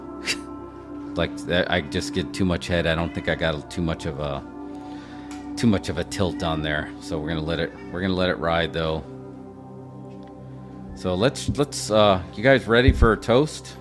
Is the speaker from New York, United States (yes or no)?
yes; Long Island, New York, United States; I'm from Long Island